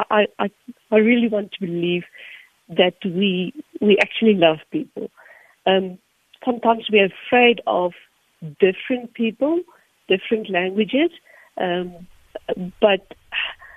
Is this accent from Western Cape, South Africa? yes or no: no; Sasolburg, Free State, South Africa; first language Afrikaans; English is a second language; I grew up in the Free State, in Sasseburg, but not in the farm.